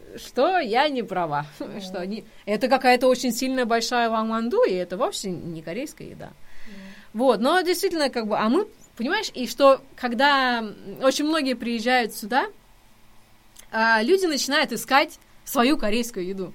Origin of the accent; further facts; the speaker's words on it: Tomsk, Tomsk Oblast, Russia; moved away; я же из Сибири, и у нас очень много корейцев. Тем более, что вообще в Томске очень много университетов